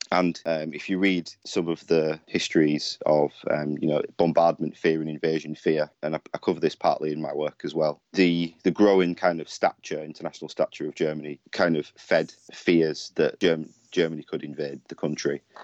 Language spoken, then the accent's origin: English; Hull, Yorkshire and the Humber, United Kingdom; Hull, um, which is my hometown